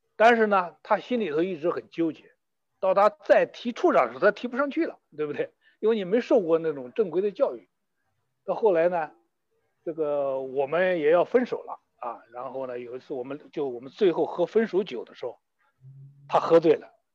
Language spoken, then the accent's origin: Chinese; China; 没有我们中国人心计多